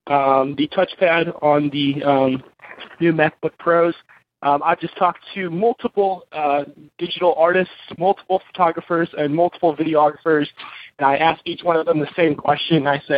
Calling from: Tennessee, United States; Hey, Brian, I know this is redundant. … from Tennessee

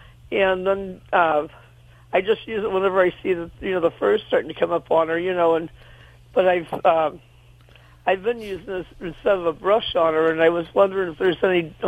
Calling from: St. Louis, Missouri, United States; St. Louis, Missouri.

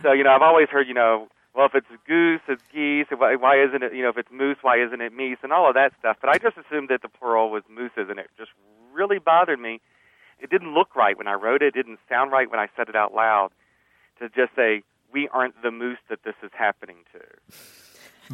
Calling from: Denver, Colorado, United States; I'm calling from Denver, Colorado

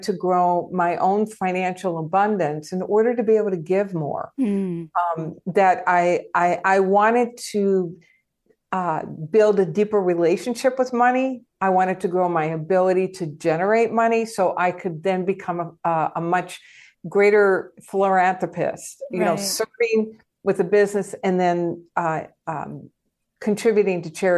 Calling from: Tucson, Arizona, United States; I am in Tucson, Arizona.

